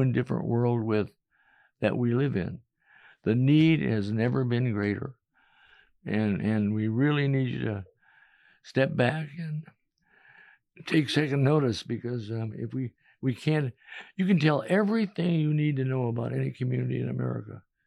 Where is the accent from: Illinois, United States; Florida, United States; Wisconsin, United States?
Illinois, United States; Chicago; moved away as an adult; also born or lived in New York; now in Manhattan, Kansas, United States; I was from Chicago